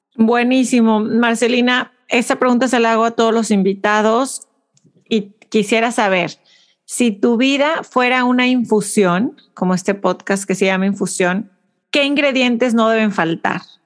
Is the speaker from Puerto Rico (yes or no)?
no; Mexico; como mexicanas